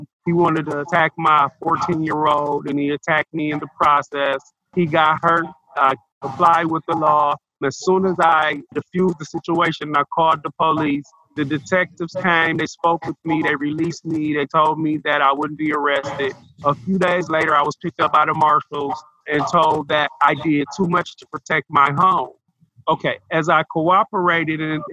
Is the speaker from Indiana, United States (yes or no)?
no; Michigan, United States; now in Lucas County, Ohio, United States; I was born in Michigan.